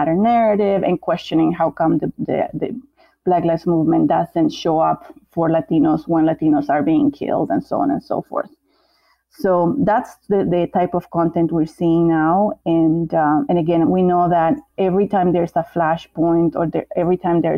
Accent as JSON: {"language": "English", "country": "Bolivia", "said": "I'm from Bolivia, and even in Bolivia, we have Bolivians who are of African descent"}